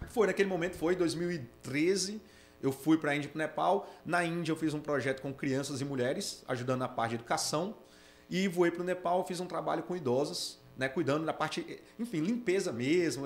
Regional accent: Brasília, Federal District, Brazil; moved away as an adult; also born or lived in Natal; eu sou de Brasília, morei em Natal 10 anos

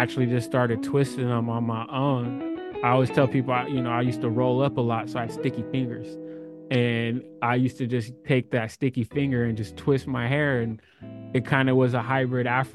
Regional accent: California, United States; I'm born and raised in California

